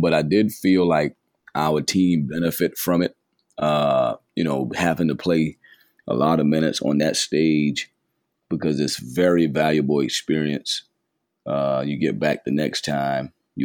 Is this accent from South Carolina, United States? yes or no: yes; Charleston, South Carolina, United States; I'm from Charleston